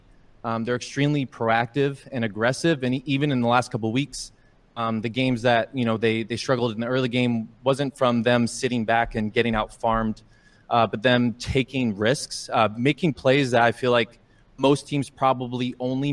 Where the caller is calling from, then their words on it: Portland, Oregon, United States; Calling from Portland, Oregon.